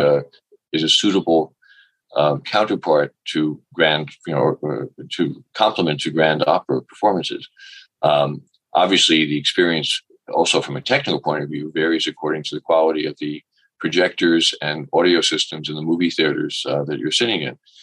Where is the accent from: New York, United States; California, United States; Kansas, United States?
New York, United States; New York City; I grew up in New York City